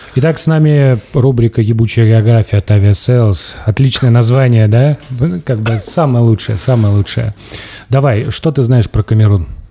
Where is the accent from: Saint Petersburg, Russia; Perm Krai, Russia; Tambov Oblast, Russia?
Tambov Oblast, Russia; Tambov; moved away as an adult; Я уехал из Тамбова, я жил в общаге